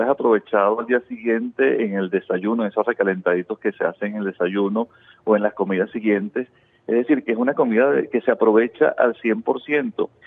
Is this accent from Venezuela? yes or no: yes; Venezuela; Y en nuestros hogares nos hemos acostumbrado a que generalmente somos, los venezolanos son generosos con el tema de la comida.